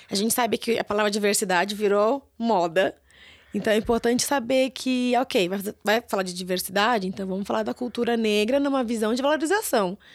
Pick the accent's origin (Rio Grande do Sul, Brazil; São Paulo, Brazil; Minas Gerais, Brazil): São Paulo, Brazil; Eu sou de São Paulo, eu tenho um sotaque muito